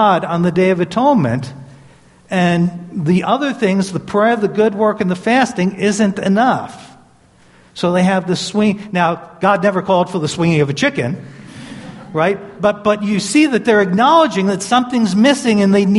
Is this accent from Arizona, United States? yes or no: no; New York City, New York, United States; moved away; I grew up in Brooklyn, New York.